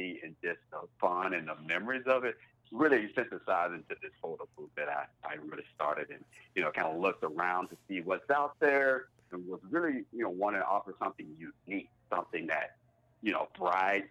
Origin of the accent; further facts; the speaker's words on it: Wynne, Arkansas, United States; moved away as an adult; now in Northwest Arkansas, United States; I'm from Eastern Arkansas, a small place called Wynn, Arkansas